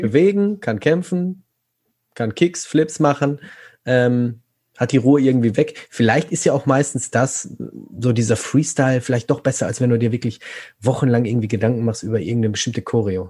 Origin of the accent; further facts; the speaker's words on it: North Rhine-Westphalia, Germany; ich komme ja aus Nordrhein-Westfalen